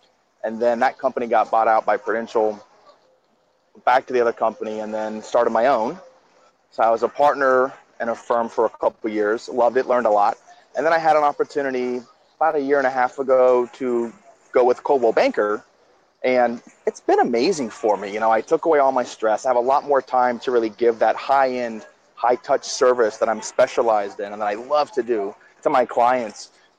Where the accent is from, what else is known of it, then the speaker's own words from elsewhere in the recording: Washington, District of Columbia, United States; also born or lived in New Jersey / Brazil / Gulf Coast of Florida; now in Miami, United States; I grew up in a military government family. I was born in New Jersey, and I was raised in the Washington, D.C. area.